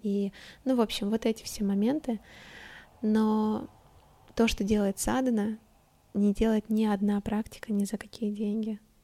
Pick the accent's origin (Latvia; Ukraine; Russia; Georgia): Russia; Stavropol, Stavropol Krai; now in Moscow, Russia; Я тогда уехала к родителям домой в Ставрополе. Я, значит, из Ставрополя